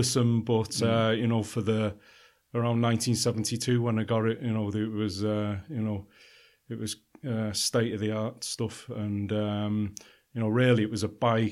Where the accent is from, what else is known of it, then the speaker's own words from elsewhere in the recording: Warrington, North West England, United Kingdom; moved away as an adult; also born or lived in Liverpool / London / Dublin / Netherlands; now in Tralee, Ireland; Originally, I was born in Liverpool. I was kind of brought up between Liverpool and Manchester in a town called Warrington